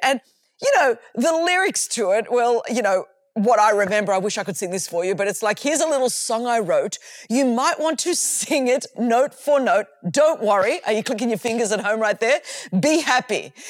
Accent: Sydney, New South Wales, Australia; as you can tell from my accent, I grew up in Australia, in Sydney, Australia.

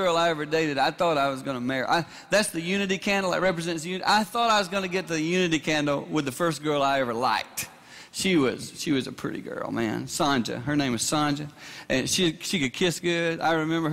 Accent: South Carolina, United States; I grew up in South Carolina.

